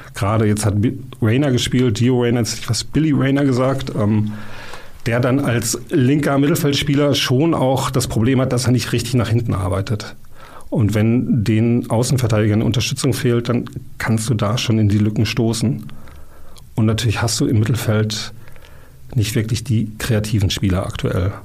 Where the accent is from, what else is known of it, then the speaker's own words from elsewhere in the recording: Dortmund, North Rhine-Westphalia, Germany; ich bin ähm, gebürtiger Dortmunder